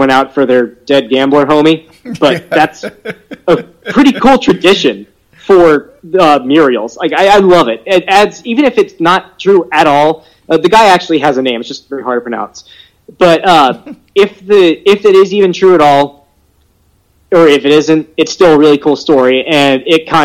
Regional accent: Louisiana, United States; I'm from Louisiana, and we say everything wrong

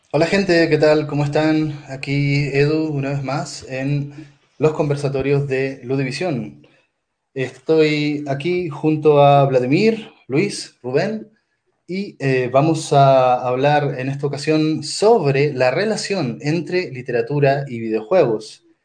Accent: Chile; moved away as an adult; also born or lived in Mexico City, Mexico; now in Mexico; soy psicólogo chileno de la Universidad de Chile y trabajo aquí eh, haciendo mi doctorado en, la UNAM, en México

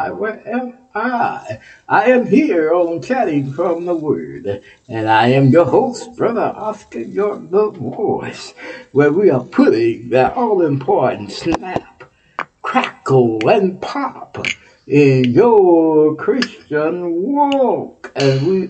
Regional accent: Texas, United States; You're my home state

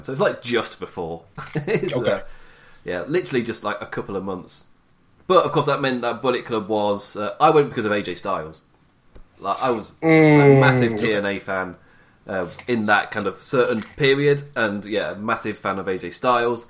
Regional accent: England, United Kingdom; I am English.

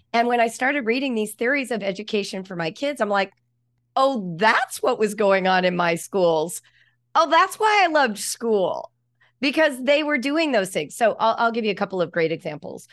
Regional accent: Los Angeles, California, United States; moved away; also born or lived in Ohio; Los Angeles, which is where I grew up

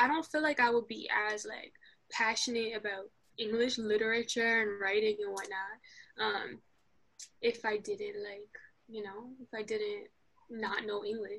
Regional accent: Queens, New York, United States; also born or lived in Morocco; I'm from Morocco and New York. So basically, I was born in the States, but immediately shipped off to Morocco as a newborn. And then I was raised there until I was, like, 6. And then I came back to Queens

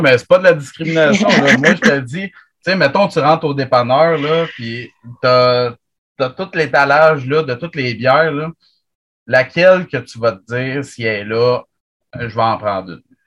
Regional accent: Chambly, Quebec, Canada; Chambly, là. Parce que moi, je suis tout le temps là, toute la fin de semaine. C'est ma ville natale.

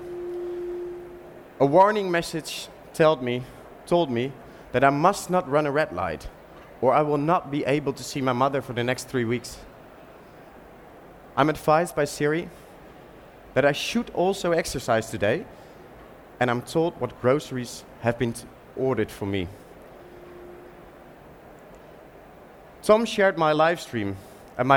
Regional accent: Utrecht, Netherlands; my hometown, Utrecht, the most beautiful city of the Netherlands

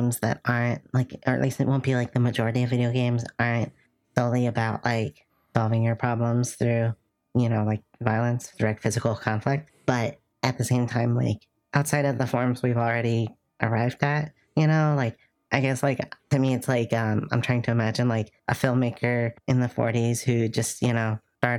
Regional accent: United States; as an American

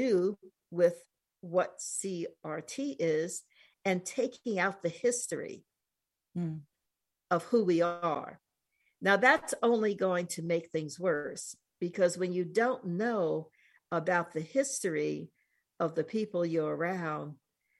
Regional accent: New York City, New York, United States; moved away as an adult; also born or lived in East Coast / West Coast; now in New Mexico, United States; I grew up in New York City and have lived on the East Coast, West Coast. I'm now in Southwest in New Mexico

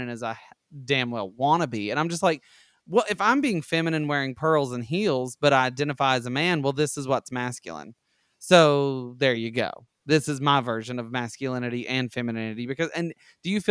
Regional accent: rural Alabama, United States; I grew up in Alabama, rural Alabama

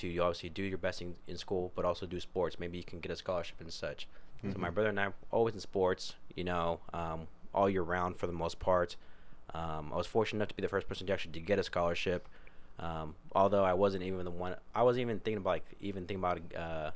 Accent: United States; growing up in Sutter

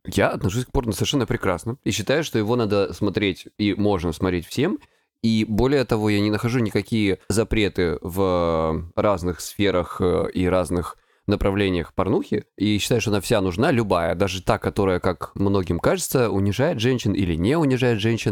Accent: Krasnodar Krai, Russia; я с Кубани

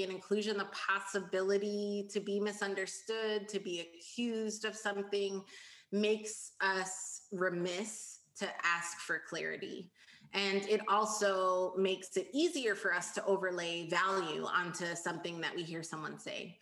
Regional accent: United States; as a first generation American, I was raised to be ambitious

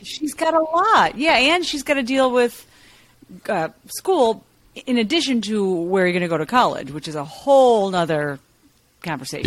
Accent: Chicago, Illinois, United States; moved away; I'm from Chicago

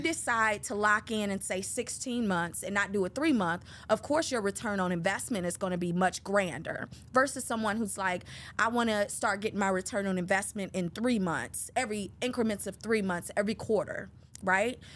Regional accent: Detroit, Michigan, United States; I'm a native from Detroit, Michigan

